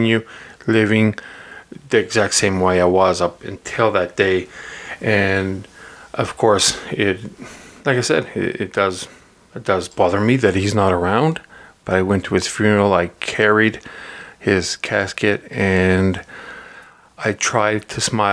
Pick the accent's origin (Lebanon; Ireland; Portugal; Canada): Portugal; moved away; when I was growing up in Portugal